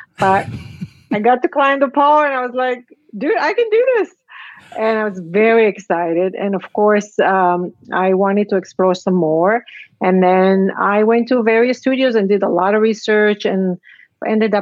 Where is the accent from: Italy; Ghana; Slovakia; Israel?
Israel; moved away as an adult; also born or lived in Casablanca, Morocco; I was born in Casablanca, raised in Israel, immigrated here